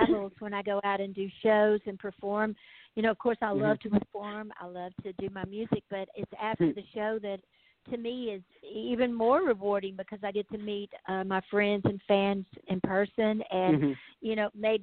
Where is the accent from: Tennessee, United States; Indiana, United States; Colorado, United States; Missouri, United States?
Tennessee, United States; Memphis; now in Nashville, United States; I was born in Memphis, Tennessee